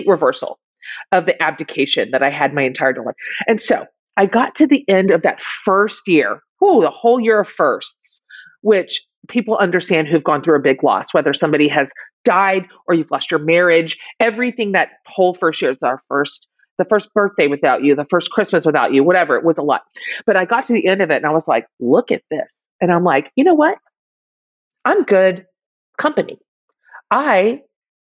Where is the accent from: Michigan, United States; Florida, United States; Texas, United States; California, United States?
Texas, United States; I'm from Texas